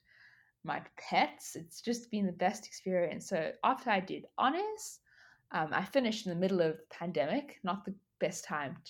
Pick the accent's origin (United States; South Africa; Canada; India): South Africa; moved away as an adult; now in Australia; I am from South Africa. I went to high school in South Africa